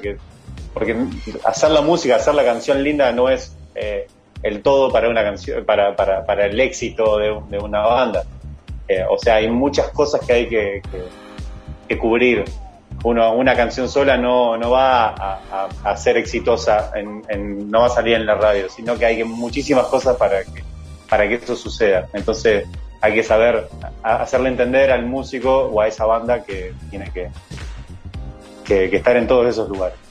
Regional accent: Nueva Helvecia, Colonia, Uruguay; also born or lived in Rosario; Yo soy de Nueva Albesia

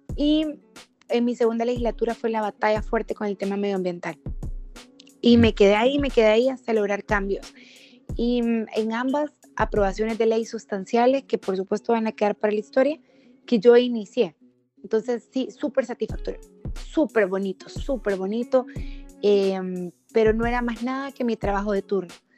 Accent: Sonsonate, El Salvador; also born or lived in San Salvador; Yo soy de Sonsonate, soy sonsonateca

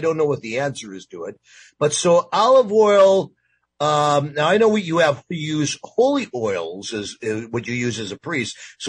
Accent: East Coast, United States; now in Seattle, United States; I didn't live here. I'm from the East Coast, but I, of course, live in Seattle now part of the time.

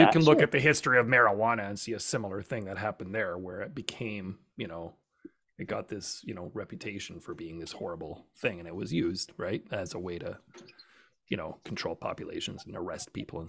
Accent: Canada; I'm Canadian.

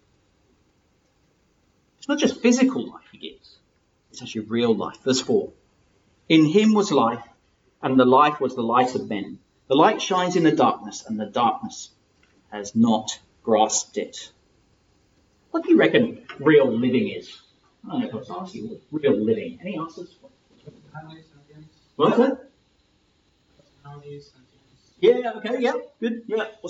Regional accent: England, United Kingdom; also born or lived in Lagos, Nigeria; I'm from England

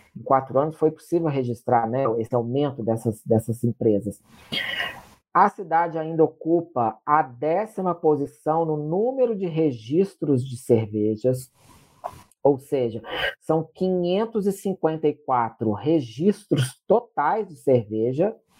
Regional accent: Juiz de Fora, Minas Gerais, Brazil; eu sou da cidade de Juiz de Fora

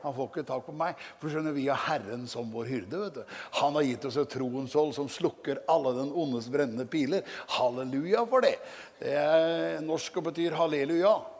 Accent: Norway; hjemme på Gjeldsnes misjonshus, hvor jeg vokste opp

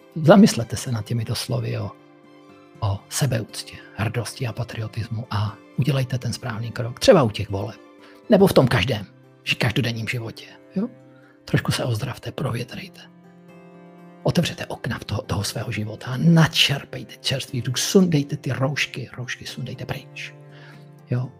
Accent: Moravia, Czechia; u nás na Moravě

